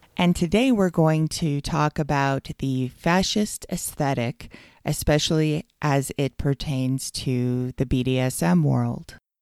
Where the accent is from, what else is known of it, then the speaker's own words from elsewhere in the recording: United States; as an American